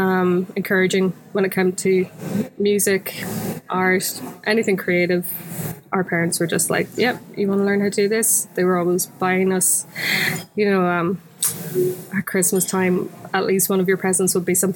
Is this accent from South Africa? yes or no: no; Sligo, Connacht, Ireland; moved away; also born or lived in Belfast; I was down in my hometown of Sligo